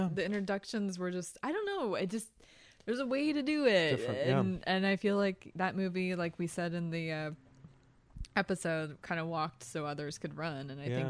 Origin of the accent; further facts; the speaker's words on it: Pennsylvania, United States; I'm from Pennsylvania, man.